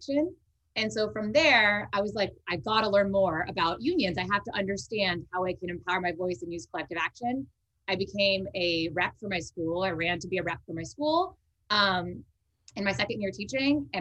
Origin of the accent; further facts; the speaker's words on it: Bay Area, California, United States; I am from the Bay Area, not from Richmond